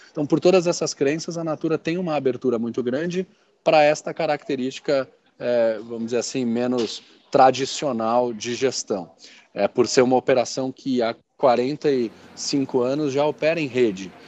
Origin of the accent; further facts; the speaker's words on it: São Paulo, Brazil; sou paulista paulistano